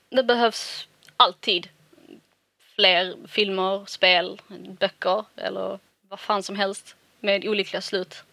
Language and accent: Swedish; Malmö, Skåne, Sweden; Alltså, jag är ju bara från Malmö.